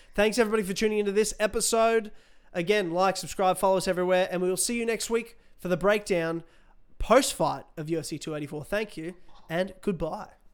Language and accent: English; Australia; I'm an Aussie